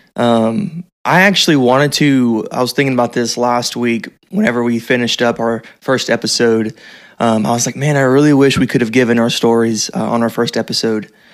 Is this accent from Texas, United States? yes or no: yes; Texas, United States; also born or lived in Terrell, Texas; I grew up in Texas